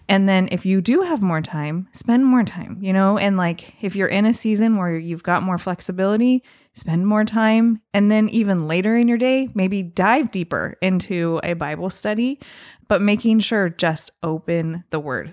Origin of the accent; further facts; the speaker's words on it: Southern Oregon, United States; as a kid growing up, we, growing up in Southern Oregon